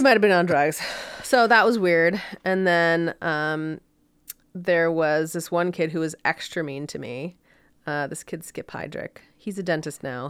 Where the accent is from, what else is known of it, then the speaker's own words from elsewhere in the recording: Orlando, Florida, United States; moved away as an adult; also born or lived in Connecticut / Miami; now in Park City, United States; I grew up in Orlando.